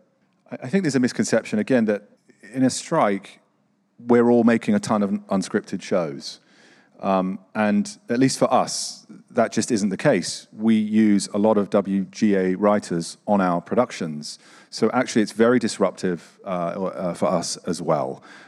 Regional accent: Boston, Massachusetts, United States; I'm from Boston

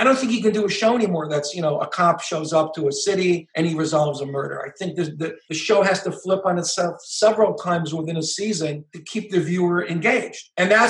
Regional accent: Israel; also born or lived in Netherlands; now in United States; For all intents and purposes, I'm an American. I was born in Holland. I'm an Israeli, but I'm an American writer

